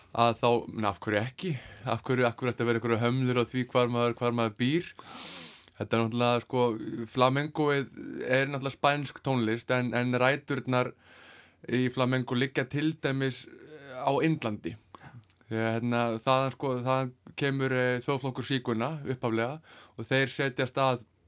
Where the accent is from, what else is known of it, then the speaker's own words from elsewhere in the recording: Iceland; heimabæ mínum, Kvanneri